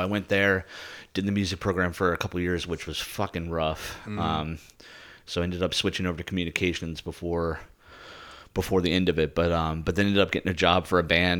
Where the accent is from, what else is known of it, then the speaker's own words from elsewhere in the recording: outside of Philadelphia, Pennsylvania, United States; moved away; growing up outside of Philadelphia